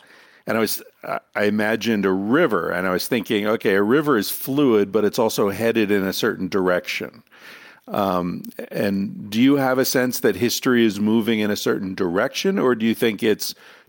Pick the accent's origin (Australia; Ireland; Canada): Ireland; And I'm Irish.